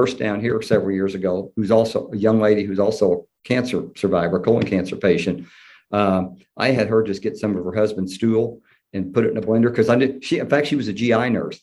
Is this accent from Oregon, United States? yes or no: no; Evansville, Indiana, United States; accent: Southern; I've lived there most of my life. I went to grade school and high school, and I actually went to college there. University of Southern Indiana is in Evansville.